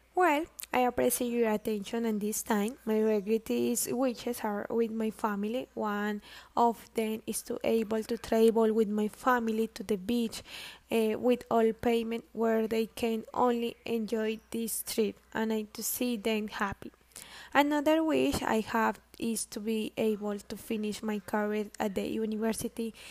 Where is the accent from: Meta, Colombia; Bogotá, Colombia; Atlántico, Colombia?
Meta, Colombia; Granada; I am from Granada Meta